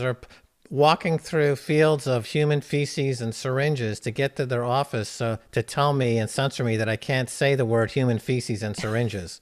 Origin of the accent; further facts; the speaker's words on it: Westchester County, New York, United States; accent: New Yorker; moved away as an adult; also born or lived in Europe; I grew up in Westchester County